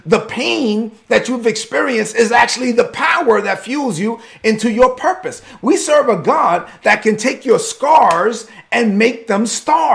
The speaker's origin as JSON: {"language": "English", "town": "New York City", "region": "New York", "country": "United States", "tie": "born or raised there", "said": "I'm a Dominican kid from Brooklyn"}